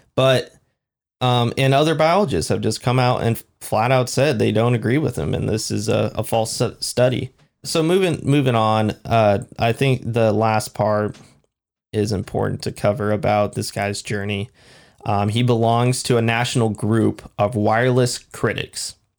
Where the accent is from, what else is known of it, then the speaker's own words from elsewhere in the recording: Washington, United States; we're from Washington